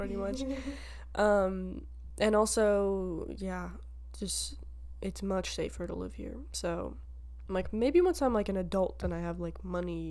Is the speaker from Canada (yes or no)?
yes; Canada; we're proud of being Canadian